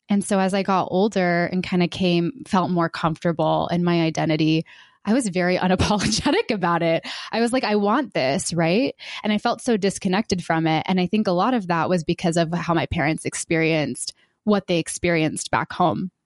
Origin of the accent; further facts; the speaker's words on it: Georgia, United States; I was born in the South, in Georgia